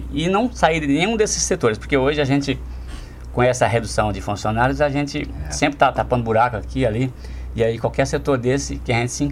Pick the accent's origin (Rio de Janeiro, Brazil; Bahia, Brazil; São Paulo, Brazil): Bahia, Brazil; moved away as an adult; É, então, eu eu vim da Bahia com 19 anos. Tinha um, é, um tio meu que trabalhava nas casas da rede. Ele me arrumou para vir trabalhar no Giovanete.